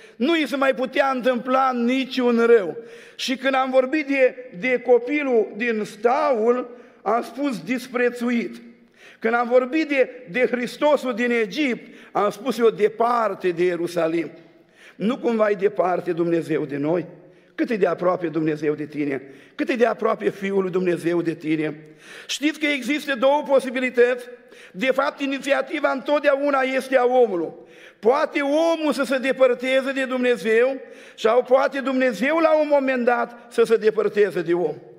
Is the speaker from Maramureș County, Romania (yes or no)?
no; Suceava, Suceava County, Romania; Din Suceava